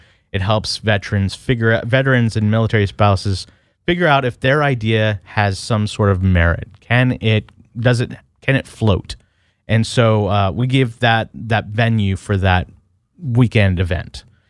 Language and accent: English; California, United States; I grew up in the Bay Area.